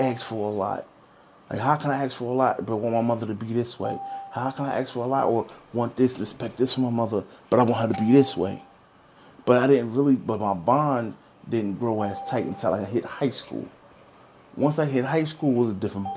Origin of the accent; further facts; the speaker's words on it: Newark, New Jersey, United States; My grandmother was in the Howard Street Projects, so I was growing up in a project. I grew up on Howard Street